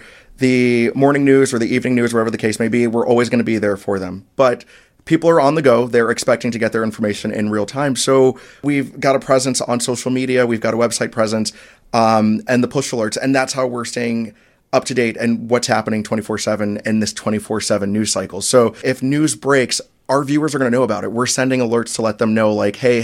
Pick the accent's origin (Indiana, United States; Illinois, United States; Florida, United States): Florida, United States; Orlando; moved away as an adult; also born or lived in South Bend / Charleston; now in Milwaukee, United States; in my hometown in Orlando